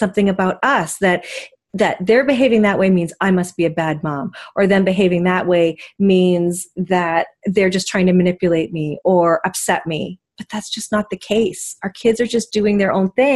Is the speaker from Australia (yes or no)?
no; Vancouver, British Columbia, Canada; I born and raised in Vancouver